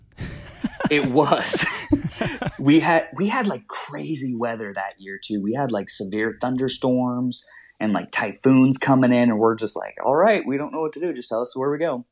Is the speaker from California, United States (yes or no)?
yes; Danville, California, United States; moved away as an adult; also born or lived in Utah / León, Mexico; I'm originally from Danville, California, which is just outside of Oakland, about 20, 30 minutes inland